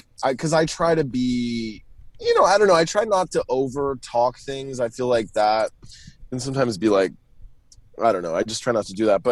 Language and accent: English; Tennessee, United States; moved away as an adult; also born or lived in New York City / Los Angeles; now in Atlanta, United States; I was born in New York City, and then I moved to the sticks of Tennessee when I was four, and I grew up in the South, very, like, very rurally in the South